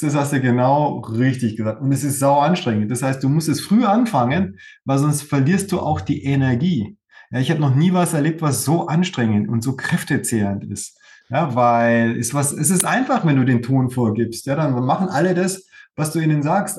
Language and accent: German; Germany; bei uns in Deutschland